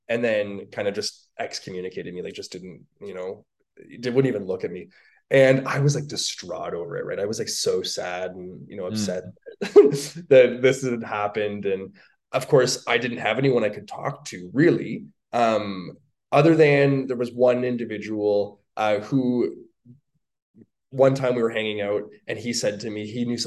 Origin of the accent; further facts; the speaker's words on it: Toronto, Ontario, Canada; moved away as an adult; also born or lived in Virginia; now in Calgary, Canada; I'm from Toronto, Ontario, Canada. I'm a Canadian.